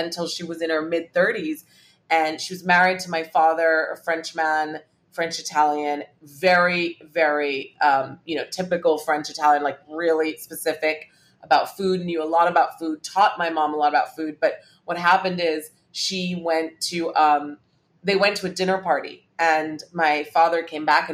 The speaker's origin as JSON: {"language": "English", "country": "Hong Kong", "tie": "born or raised there", "said": "I grew up in Hong Kong, and so was exposed to Cantonese food"}